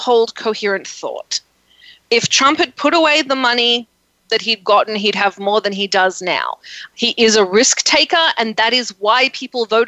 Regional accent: Australia; now in United States; I'm Australian. I grew up with social medicine, social education

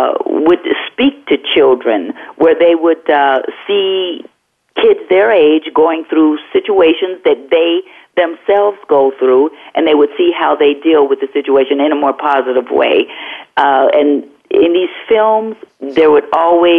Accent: Aliquippa, Pennsylvania, United States; also born or lived in Los Angeles; Out in a small town called Aliquippa, Pennsylvania, about 24 miles south of Pittsburgh, Pennsylvania.

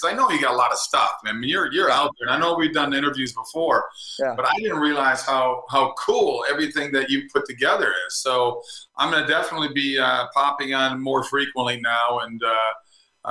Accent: Minnesota, United States; moved away as an adult; also born or lived in California; now in Florida, United States; I grew up in Minnesota. I don't miss the cold winters anymore. I left right after college.

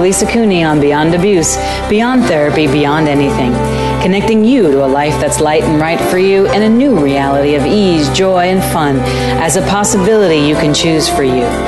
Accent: New York, United States; also born or lived in California; now in Texas, United States; I come from California originally from New York, but I lived in California for 20 something years and now have relocated to Texas

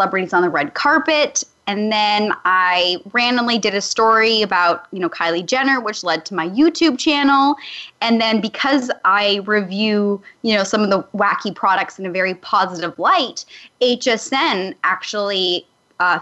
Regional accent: Calgary, Alberta, Canada; moved away as an adult; I'm a small town girl from Calgary, Alberta, Canada

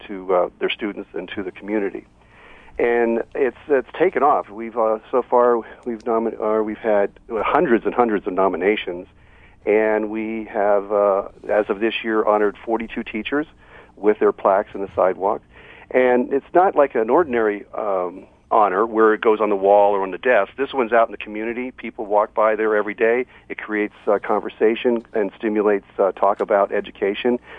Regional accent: Hollywood, Florida, United States; now in Los Angeles, United States; my hometown of Hollywood, Florida.

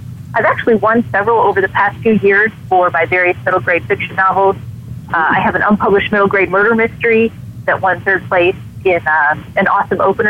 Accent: Illinois near Chicago, United States; also born or lived in Wisconsin; now in Hannibal, United States; I'm actually from Wisconsin, and I grew up in Illinois near Chicago, but I live with my family in Missouri

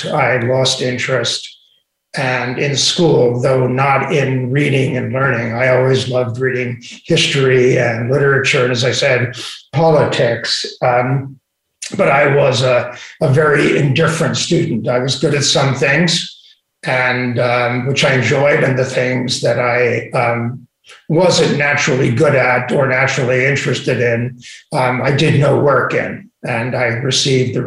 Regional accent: New York City, New York, United States; also born or lived in Little Neck / Great Neck; my family made the great migration from Brooklyn when I was just before I was 13 to Little Neck and then ultimately to Great Neck

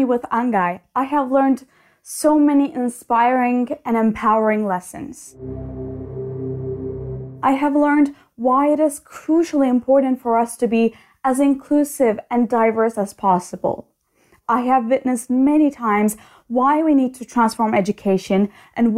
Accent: Istanbul, Turkey; from Istanbul, Turkey

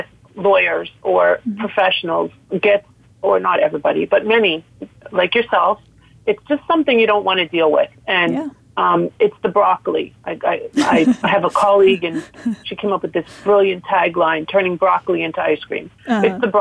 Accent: Toronto, Ontario, Canada; moved away as an adult; now in South Florida, United States; I am originally from Toronto and I'm licensed in Canada. I'm a lawyer from there. I went to law school there

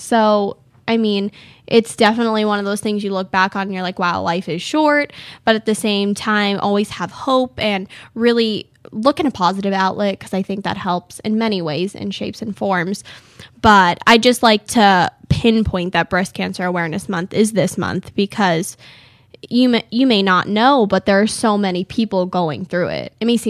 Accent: California, United States; now in Arizona, United States; I'm like, oh, I'm from California.

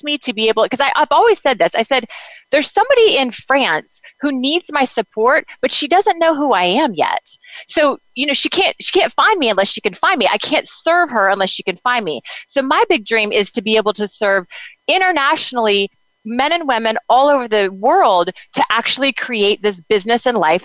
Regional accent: United States; moved away; also born or lived in Kansas / Oklahoma; I grew up in Kansas and Oklahoma

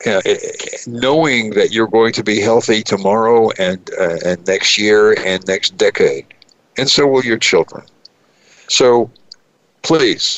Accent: New York City, New York, United States; moved away; New York City, my hometown

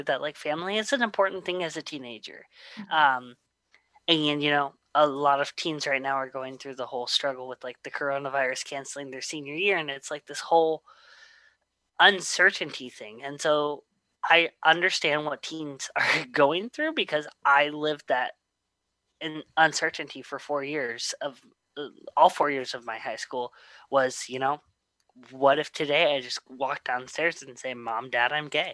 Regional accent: Slippery Rock, Pennsylvania, United States; also born or lived in Louisiana; born in Louisiana, but I was raised in Slippery Rock, Pennsylvania

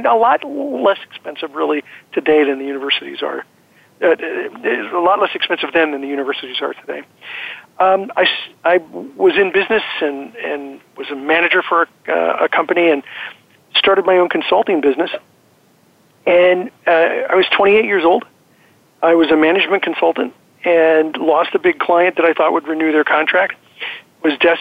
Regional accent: Azusa, California, United States; born or raised there; also born or lived in Pittsburgh / South Central Los Angeles

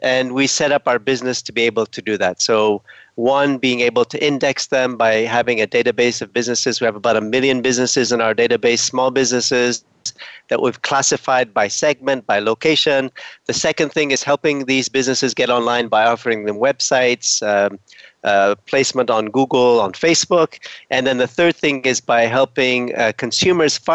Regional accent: Ethiopia; moved away; also born or lived in Canada; I'm originally from Ethiopia.

